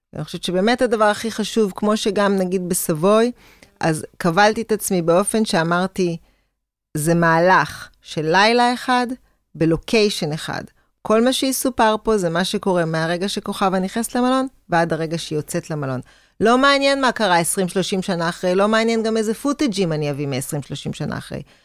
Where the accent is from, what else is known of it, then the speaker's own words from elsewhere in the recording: Israel; אני כישראלית